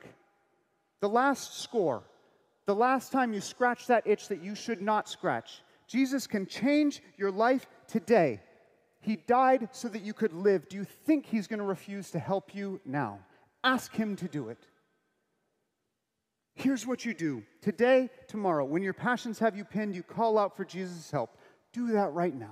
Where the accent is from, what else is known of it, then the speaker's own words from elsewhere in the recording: United States; I'm American.